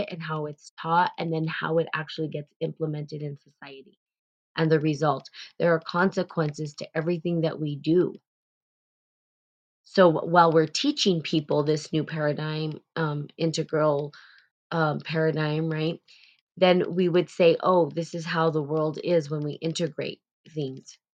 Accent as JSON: {"language": "English", "country": "United States", "said": "there is sort of this privilege that we carry as Americans"}